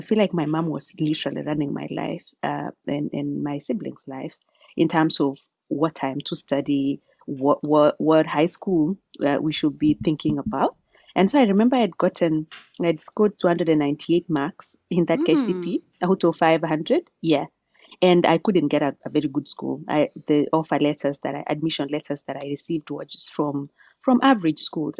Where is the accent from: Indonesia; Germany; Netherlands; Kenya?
Kenya; Amalo village, Keringet, Nakuru County; moved away as an adult; also born or lived in Oxford, United Kingdom / Massachusetts, United States; now in Cambridge, United States; Born and raised in Nakuru County, Keringet sub-county, in a village called Amalo